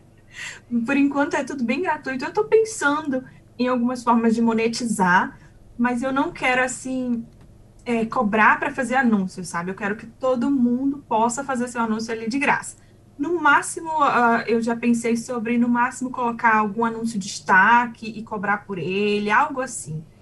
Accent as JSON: {"language": "Portuguese", "town": "Belém", "region": "Pará", "country": "Brazil", "moved": "as an adult", "lives_now": "Auckland, New Zealand", "said": "eu vim da terra do açaí, sou de Belém"}